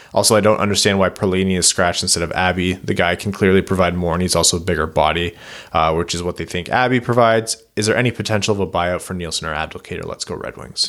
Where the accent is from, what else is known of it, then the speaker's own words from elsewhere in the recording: Windsor, Ontario, Canada; now in Kitchener-Waterloo, Canada; I was born in Windsor